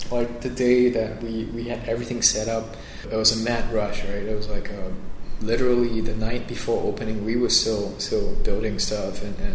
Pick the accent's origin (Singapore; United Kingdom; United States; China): Singapore; I am from Singapore.